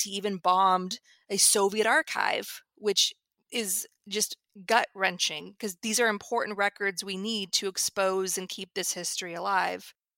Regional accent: Northern California, United States; growing up in Northern California

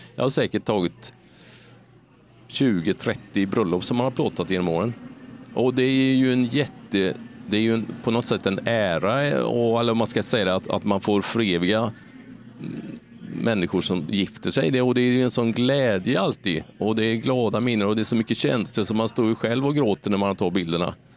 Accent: Sweden; när man kommer från en liten svensk stad

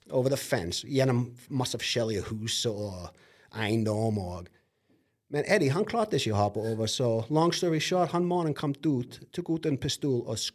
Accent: Boston, Massachusetts, United States; Norwegian is a second language; now in Norway

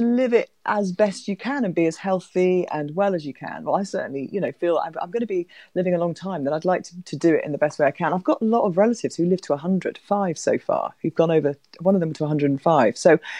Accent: Wales, United Kingdom; also born or lived in England; To be honest, I'm Welsh, Graham, right? So I'm thrilled with how Wales are doing. I'm married to a Scotsman, but I was born in England, so I'm properly British

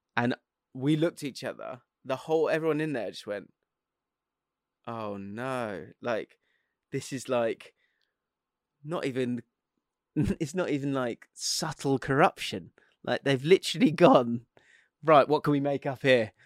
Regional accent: England, United Kingdom; an English bloke

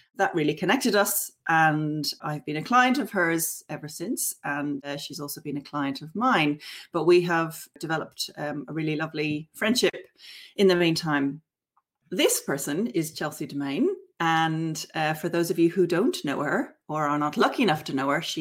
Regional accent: Dublin, Leinster, Ireland; moved away as an adult; now in Hobart, Australia; I'm originally from Dublin, and I've lived in Australia for 20 years.

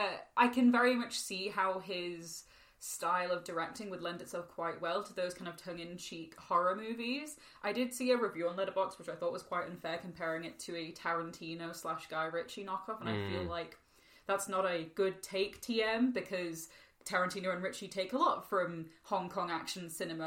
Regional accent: the Northeast, North East England, United Kingdom; I am from the Northeast

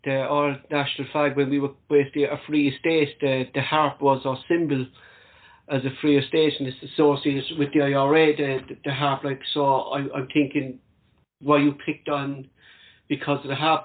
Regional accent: Ireland; being an Irishman

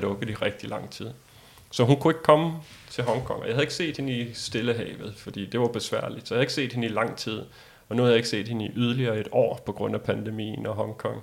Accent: Denmark; som dansker

